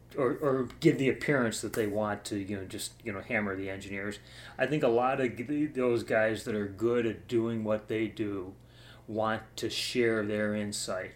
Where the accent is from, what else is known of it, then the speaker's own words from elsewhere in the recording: Cleveland, Ohio, United States; also born or lived in Orlando, Florida; I grew up in Cleveland, uh, and I lived most of my life there